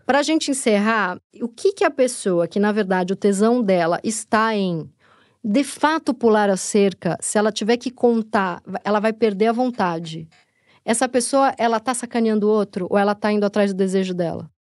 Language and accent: Portuguese; Tatuapé, São Paulo, Brazil; accent: Tatuapé; falando com o sotaque do tatuapé